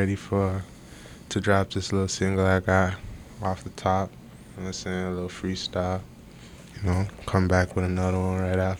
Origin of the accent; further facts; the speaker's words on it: Hamilton, Ontario, Canada; Well, I was born in Hamilton. You know what I'm saying? Steel City.